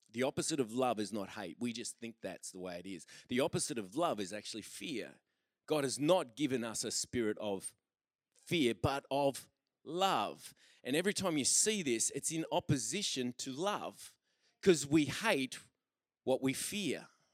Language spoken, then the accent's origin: English; Australia; We're Australian